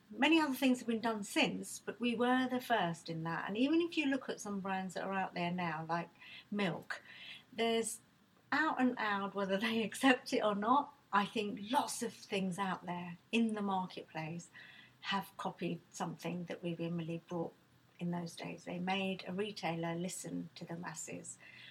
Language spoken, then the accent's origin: English; Nigeria; now in United Kingdom; look, I wasn't born in this country. I came from Nigeria, my parents were from Bangladesh.